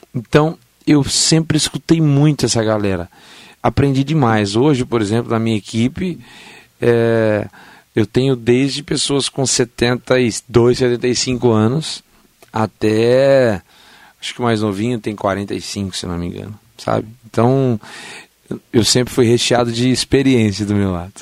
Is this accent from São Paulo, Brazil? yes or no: yes; São Paulo, Brazil; now in Mogi das Cruzes, Brazil; E eu nasci em São Paulo